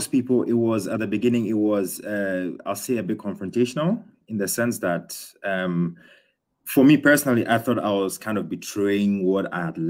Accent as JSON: {"language": "English", "country": "Ghana", "tie": "born or raised there", "also_born_or_lived": "United Kingdom / Australia", "moved": "as an adult", "lives_now": "Berlin, Germany", "said": "I was born in the UK. I grew up in Ghana, so a Ghanaian. And then when I was for university, I went to Australia to study architecture."}